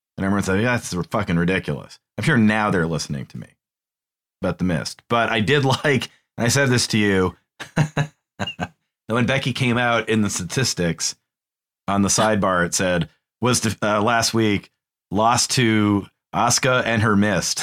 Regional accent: New England, United States; We're from New England

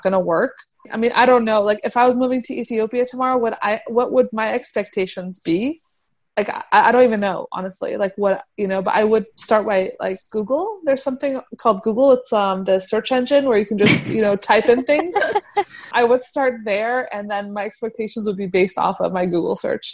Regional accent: Afghanistan; moved away; Afghanistan because that's where I'm from originally

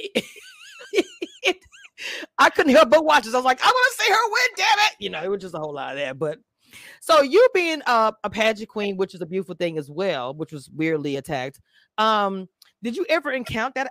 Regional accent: Louisiana, United States; now in Texas, United States; I'm from Louisiana and I live in Texas

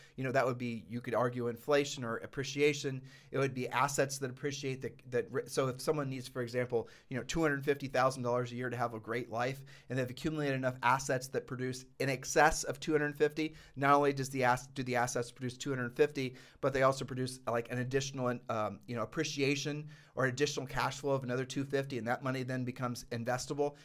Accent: Ohio, United States; moved away; I'm just a poor kid from Ohio

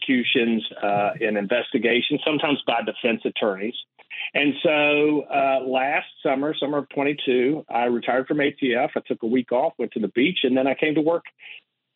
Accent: West Virginia, United States; moved away; I was born and raised in West Virginia.

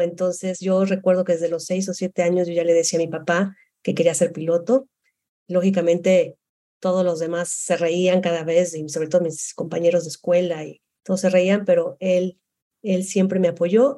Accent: Guadalajara, Jalisco, Mexico; moved away as an adult; also born or lived in Monterrey; yo soy de Guadalajara

